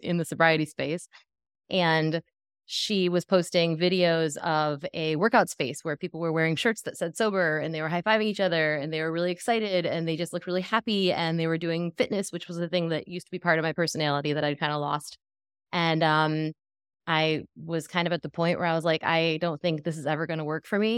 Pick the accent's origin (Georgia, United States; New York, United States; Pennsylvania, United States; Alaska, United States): New York, United States; Western; now in Tampa, United States; I currently live in Tampa, Florida, I'm from Western New York